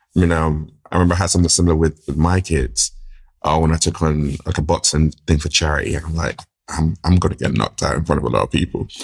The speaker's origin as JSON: {"language": "English", "region": "London", "country": "United Kingdom", "tie": "born or raised there", "said": "grew up in, in, in the U K, grew up in London"}